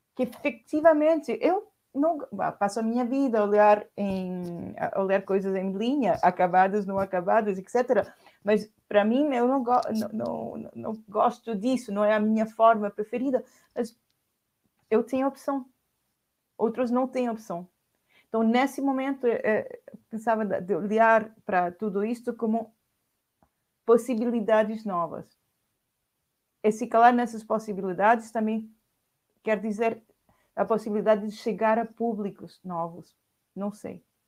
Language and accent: Portuguese; Chile; Portuguese is a second language; now in Paris, France; eu sou chilena